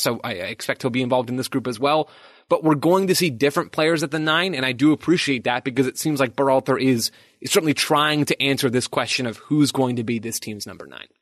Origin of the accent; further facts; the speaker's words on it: United States; I'm an American